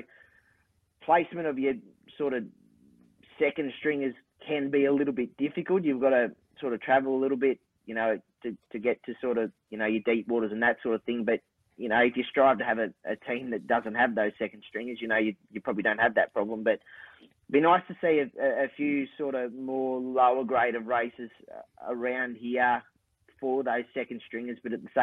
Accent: Casino, New South Wales, Australia; now in Ballina, Australia; I love my hometown in Casino

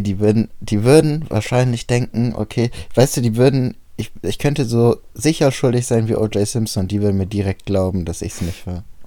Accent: Bremen, Germany; bei uns in Bremen

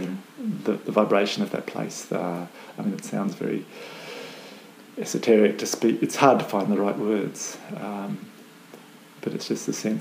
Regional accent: Canberra, Australian Capital Territory, Australia; moved away as an adult; also born or lived in Melbourne; now in Hobart, Australia; I was born in Melbourne, but grew up in Canberra

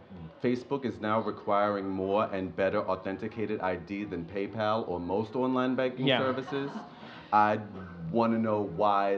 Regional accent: Baltimore, Maryland, United States; I was born and raised in Baltimore

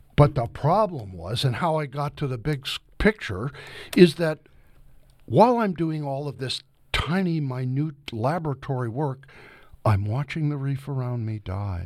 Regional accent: Tiffin, Ohio, United States; now in Georgia, United States; here in Ohio, where I was growing up in Tiffin and near Lake Erie

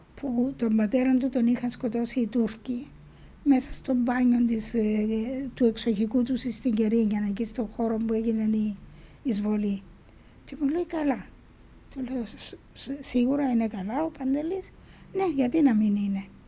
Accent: Spilia, Nicosia District, Cyprus; στο χωριό μου στα Σπήλια

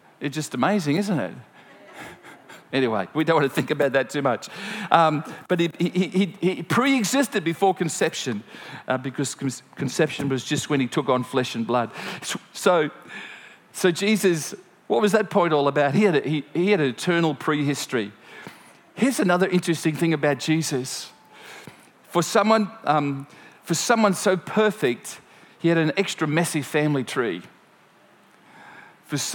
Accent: Gympie, Queensland, Australia; it's from a little farm outside of Gympie

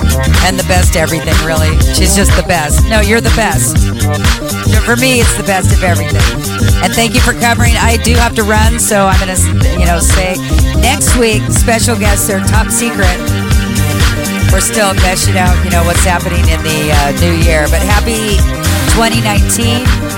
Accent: the Northwest, Pacific Northwest, United States; now in Southern California, United States; I'm from the Northwest.

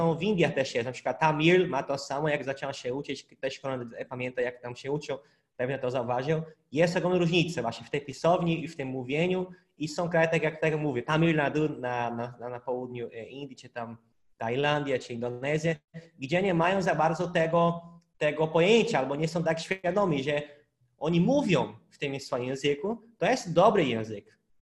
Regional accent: Brazil; Polish is a second language; now in Poland; u nas w Brazylii

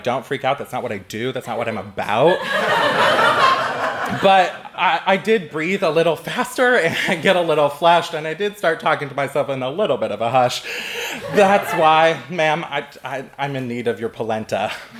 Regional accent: California, United States; because I come from California, I thought I would cue up some California barbecue

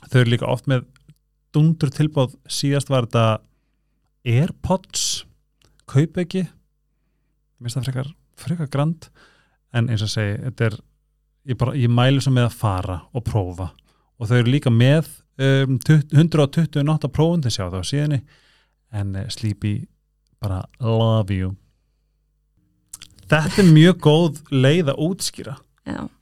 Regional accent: Iceland; Ég er frá Seðisvöli og Ungur í Ísland var huge

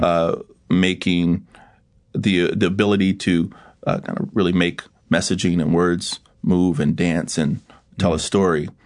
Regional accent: Yorktown, Virginia, United States; I'm a country boy from Virginia. I grew up in Hampton Roads, Virginia.

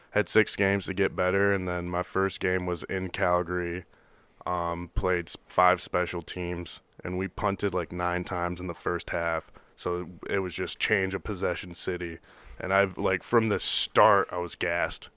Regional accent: Howell, Michigan, United States; born or raised there; moved away as an adult; also born or lived in Cobourg, Ontario, Canada; now in Edmonton, Canada

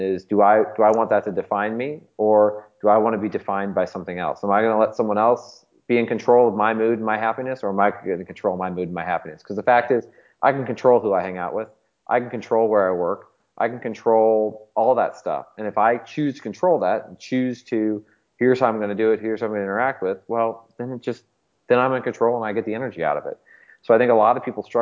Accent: St. Louis, Missouri, United States; born and raised in St. Louis my whole life

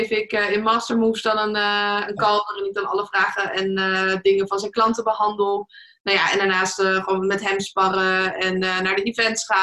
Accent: Leiden, South Holland, Netherlands; Ik kom zelf uit Leiden

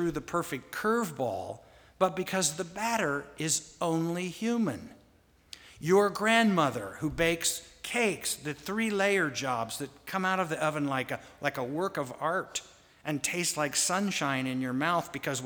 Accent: Wichita, Kansas, United States; When I was a boy growing up in Wichita, Kansas

